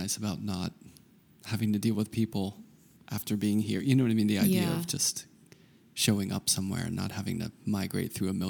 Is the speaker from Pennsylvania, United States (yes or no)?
yes; Pittsburgh, Pennsylvania, United States; Like, I always feel when I grew up in Pittsburgh, and when I go out west, there's something nice about it.